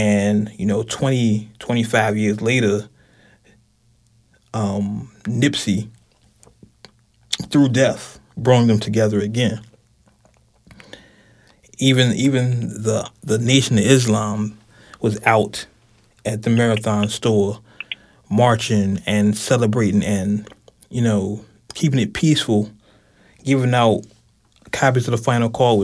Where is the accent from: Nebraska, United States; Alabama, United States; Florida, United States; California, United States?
California, United States; moved away; me being a California native. I grew up in California for less than half my life now